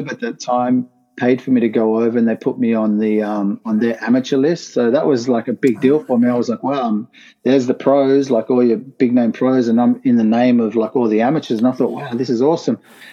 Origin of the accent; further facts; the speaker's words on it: Sydney, New South Wales, Australia; moved away as an adult; also born or lived in Rockdale; now in Brisbane, Australia; born and raised in Sydney. I came to Brisbane a year ago